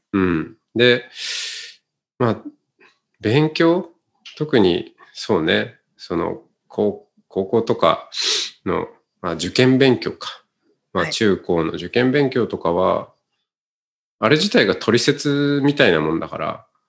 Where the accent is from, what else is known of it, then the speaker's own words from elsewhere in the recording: Otaru, Hokkaido, Japan; accent: Hokkaido dialect; moved away as an adult; 僕のあの、生まれ育った